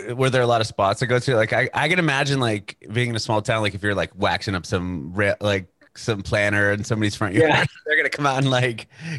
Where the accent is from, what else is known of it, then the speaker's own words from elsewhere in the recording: San Diego, California, United States; I'm from San Diego.